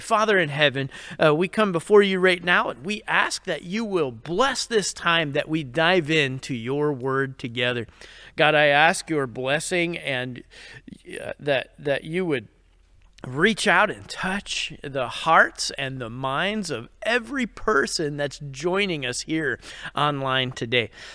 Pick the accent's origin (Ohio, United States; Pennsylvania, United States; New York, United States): New York, United States; I'm from New York and I've kinda heard about it all my life